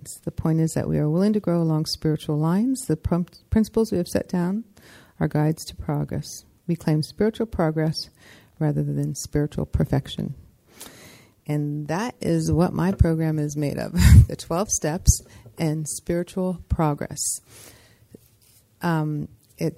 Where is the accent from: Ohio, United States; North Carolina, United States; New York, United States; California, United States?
California, United States; San Francisco; also born or lived in Seattle; I'm from San Francisco